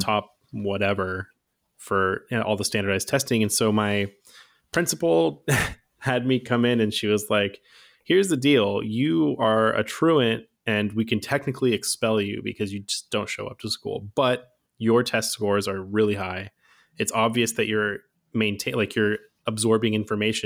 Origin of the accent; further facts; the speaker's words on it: Fremont, California, United States; also born or lived in Redwood City / Oakland; I grew up in the Bay Area my whole life